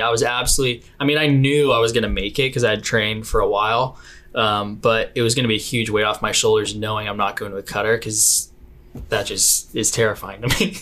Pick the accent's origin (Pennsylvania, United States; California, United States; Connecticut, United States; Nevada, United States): California, United States; Arroyo Grande; also born or lived in San Luis Obispo, California; I'm from I'm from the Central Coast of California. Um, I went to high school uh, in San Luis Obispo, but I grew up in this small town just south of there called Arroyo Grande